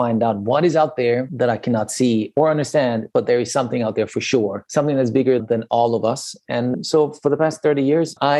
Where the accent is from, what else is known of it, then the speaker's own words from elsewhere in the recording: Iran; now in Budapest, Hungary; I was growing up in Iran, in a country that was at that time a normal country, quote unquote.